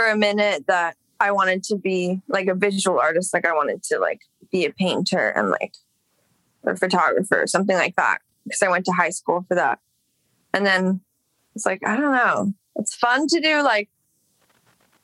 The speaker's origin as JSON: {"language": "English", "town": "Los Angeles", "region": "California", "country": "United States", "tie": "born or raised there", "said": "I grew up in Echo Park. I mean, I guess same dish, but that's where I lived from when I was a baby until like 16."}